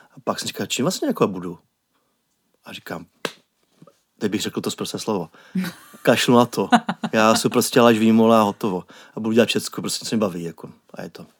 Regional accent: Prague, Czechia; já jsem Pražák

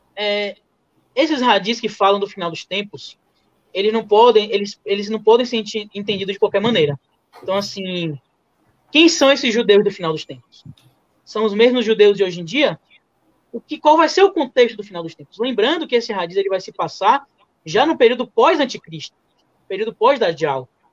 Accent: Bahia, Brazil; eu sou baiano, gosto de comida baiana

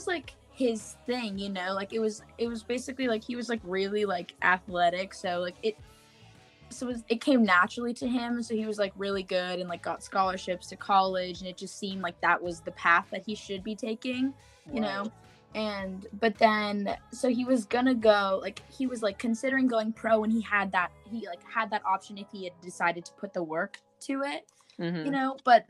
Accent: Jefferson City, Missouri, United States; born there; Well, I was born in Jefferson City, Missouri.

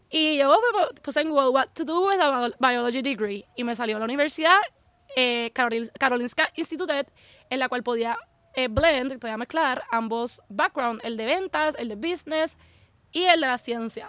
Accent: Puerto Rico; moved away as an adult; now in Sweden; yo nací y crecí toda mi vida en Puerto Rico

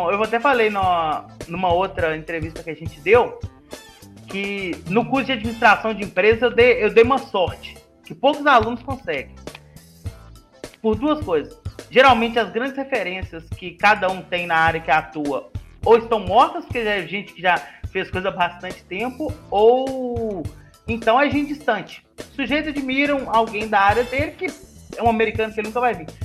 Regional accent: Ribeirão das Neves, Minas Gerais, Brazil; now in Montes Claros, Brazil; Eu sou de Ribeirão das Neves mesmo, ali onde está nosso querido instituto. Mas eu acabei tendo que mudar para Montes Claros recentemente para estar fazendo mestrado aqui na, na Unimontes.

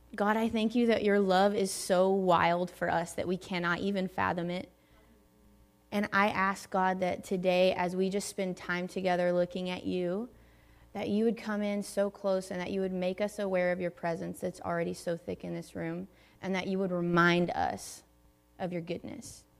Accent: Tennessee, United States; moved away; also born or lived in Redding, California; I grew up in Tennessee

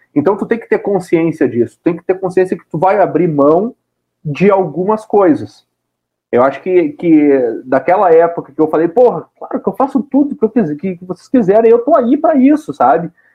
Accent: Caxias do Sul, Rio Grande do Sul, Brazil; also born or lived in Porto Alegre; eu nasci em Porto Alegre e logo quando eu era ainda nenê de colo, eu fui morar em Caxias do Sul. Então, a grande parte da minha infância, grande parte não, toda a minha infância e um pouco da minha adolescência foi em Caxias do Sul.

